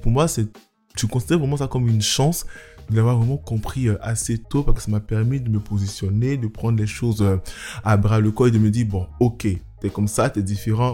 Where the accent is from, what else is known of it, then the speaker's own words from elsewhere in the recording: Abidjan, Côte d’Ivoire; also born or lived in Nantes, France; now in Paris, France; j'ai grandi en, en Côte d'Ivoire, à Abidjan